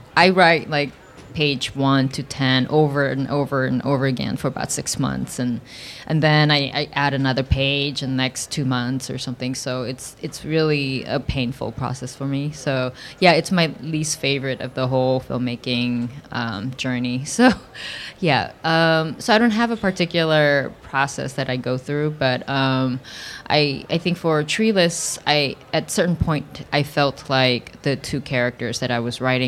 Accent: South Korea; now in United States; my childhood of growing up in Korea

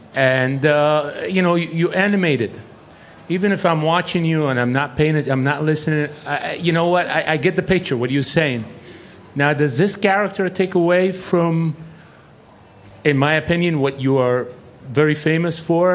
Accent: Egypt; English is a second language; moved away; also born or lived in United States; I'm a big fan, as an American and as an Egyptian.

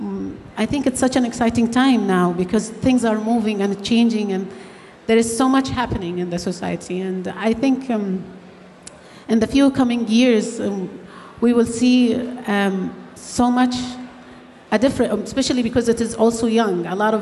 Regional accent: Saudi Arabia; moved away as an adult; also born or lived in Australia; I grew up in Saudi Arabia in a very small town. I am one of 12 kids.

